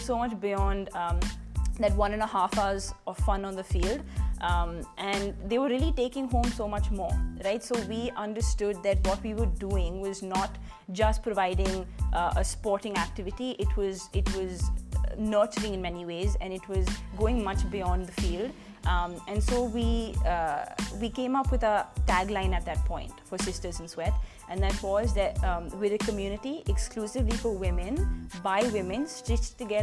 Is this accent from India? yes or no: yes; Delhi, India; also born or lived in Punjab / Exeter, England; I'm from Delhi, born in Punjab, brought up in Delhi. So I've done all my schooling and undergraduation, everything in Delhi itself.